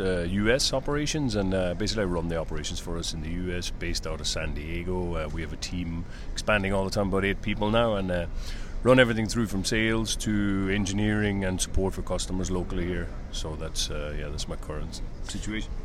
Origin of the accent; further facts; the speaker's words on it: Ireland; moved away as an adult; also born or lived in Hungary / China; I'm originally from Ireland